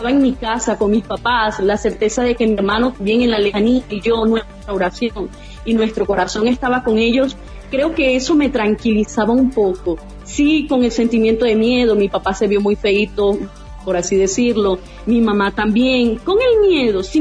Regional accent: Venezuela; now in Brazil; Extraño ese sentir de familia, que tú estás en Trujillo, otro en Caracas, y gritar, oye, somos venezolanos.

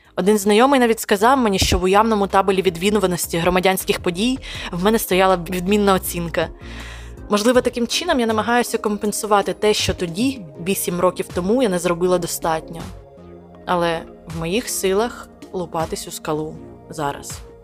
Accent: Sumy, Sumy Oblast, Ukraine; моє рідне місто Суми

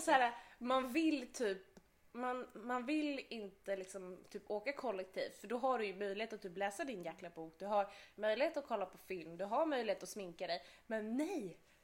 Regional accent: Skåne, Sweden; accent: Scanian; jag kan inte få till en göteborgska. Jag får in skånskan

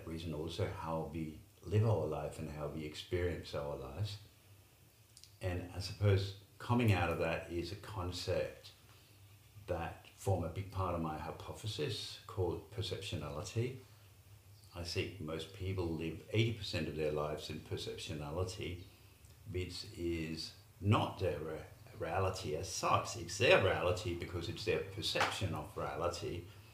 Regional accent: Denmark; also born or lived in Middle East / London; now in Australia; I was born in Denmark. I lived in the Middle East for a while. I lived in London for a while and lived in Australia

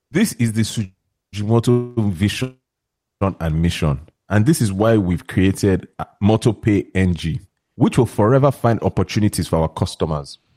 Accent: New York, United States; I'm from New York. I'm from New York.

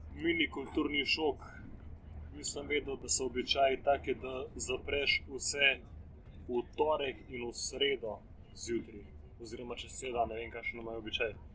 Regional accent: Slovenia; smo turisti iz Slovenije

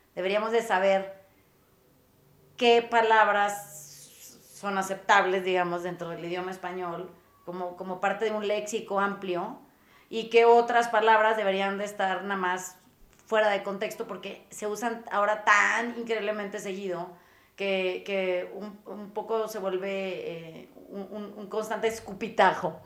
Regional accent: Mazatlán, Sinaloa, Mexico; yo crecí en Mazatlán

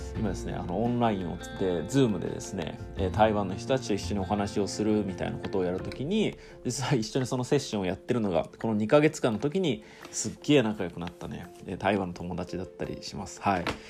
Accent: Japan; moved away as an adult; now in United States

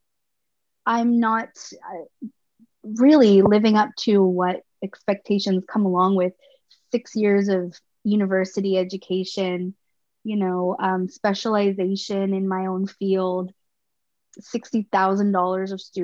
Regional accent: Miramichi, New Brunswick, Canada; going to school in Miramichi at 6 years old

